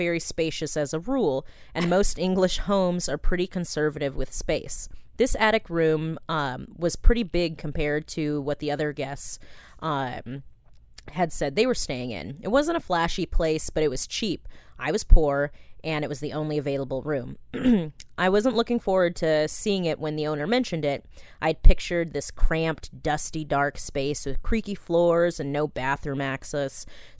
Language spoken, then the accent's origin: English; Ashland, Oregon, United States; over breakfast in my hometown of Ashland, Oregon